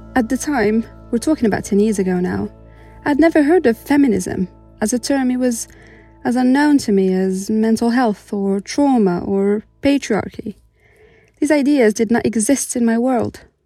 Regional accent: Morocco; moved away as an adult; now in United Kingdom; I was born and raised in Morocco and only moved to the UK three years ago

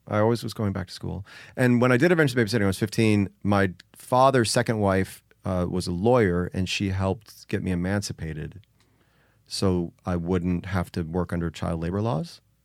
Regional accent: Joliet, Illinois, United States; also born or lived in Chicago; I was born in Chicago, grew up outside Chicago in Joliet

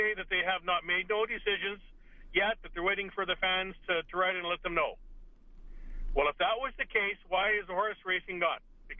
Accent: Edmonton, Alberta, Canada; and I was born in Edmonton, so I can say this, an Edmontonian

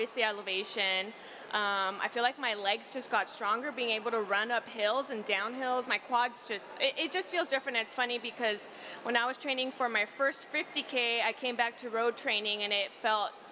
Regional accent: the Valley, Southern California, United States; I'm from the Valley in Southern California where it's 90 degrees most of the time

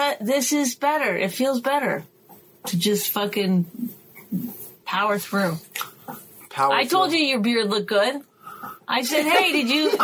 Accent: Canada; I'm Canadian.

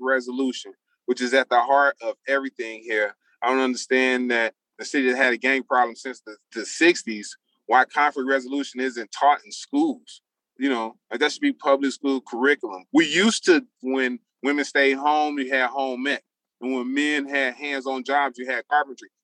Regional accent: Chicago, Illinois, United States; I'm from a prolific gang neighborhood, and I'm from Arvin Gresham

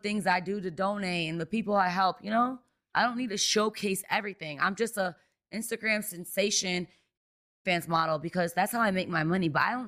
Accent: Detroit, Michigan, United States; now in Las Vegas, United States; I grew up in Detroit, Michigan. That's where I grew up.

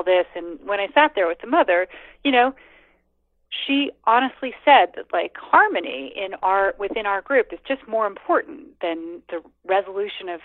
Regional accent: United States; moved away; also born or lived in India; as an American

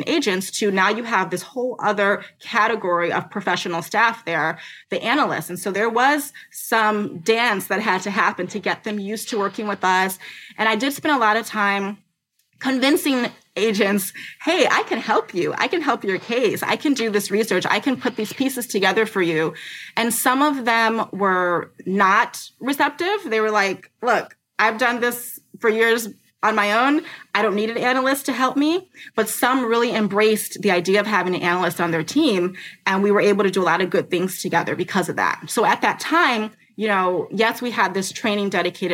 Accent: United States; I'm from the United States. I've never lived overseas.

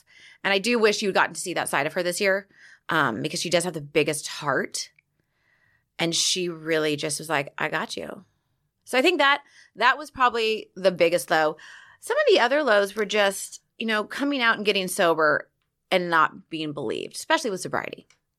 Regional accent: Laguna Beach, California, United States; I grew up in Laguna Beach, which is a very gay-friendly town

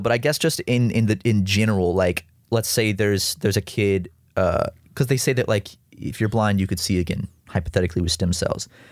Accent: South Carolina, United States; growing up in South Carolina uh, as a kid

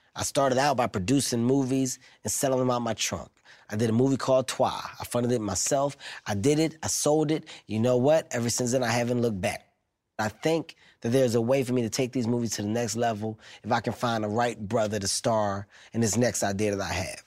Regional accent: Philadelphia, Pennsylvania, United States; I'm from Philadelphia, 15th and Erie to be exact

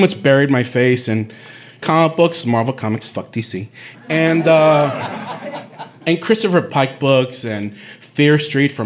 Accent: Bayamón, Puerto Rico; moved away as an adult; also born or lived in Bronx, New York; now in New York, United States; I'm from Puerto Rico. I was raised there.

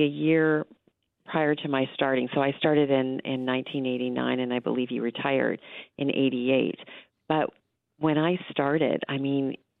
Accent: Ontario, Canada; I grew up in Northern Ontario, and I remember my first job was in Sudbury

